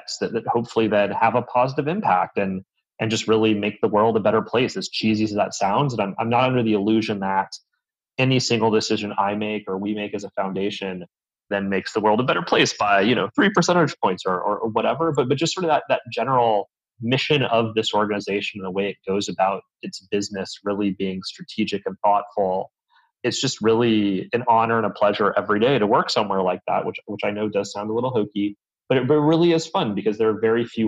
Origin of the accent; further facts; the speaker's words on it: Southern California, United States; now in Northern California, United States; I am from California originally, and glad to be back in my native state, even if Southern California is still what I think of as home